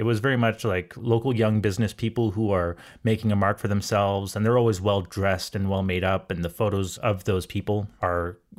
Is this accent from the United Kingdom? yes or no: no; Montreal, Quebec, Canada; growing up in Montreal